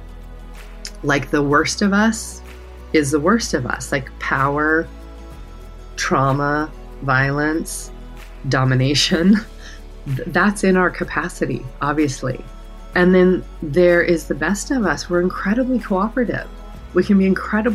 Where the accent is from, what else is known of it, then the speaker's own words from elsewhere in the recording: the Rockies in Colorado, United States; I grew up in the Rockies in Colorado in a very small town